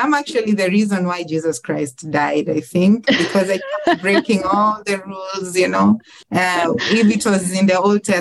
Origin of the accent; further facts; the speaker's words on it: Mwanza, Tanzania; moved away as an adult; now in Kenya; I was born in a town called Mwanza in Tanzania. So that is south of Kenya